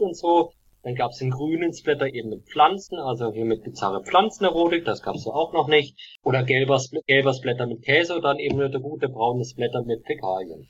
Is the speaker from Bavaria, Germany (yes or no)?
no; Black Forest, Baden-Württemberg, Germany; ich komme ja aus dem Schwarzwald.